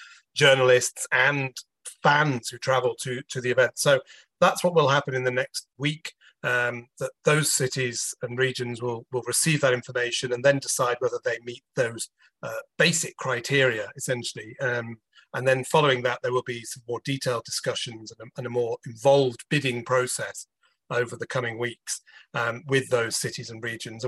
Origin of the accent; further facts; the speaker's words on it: United Kingdom; I'm British